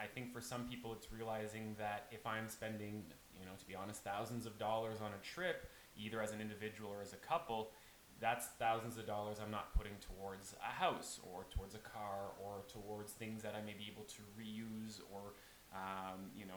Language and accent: English; Prince Edward Island, Canada; I am from Prince Edward Island